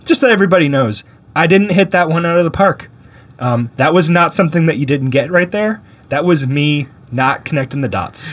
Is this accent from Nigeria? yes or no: no; Canada; now in United States; I was born in Canada.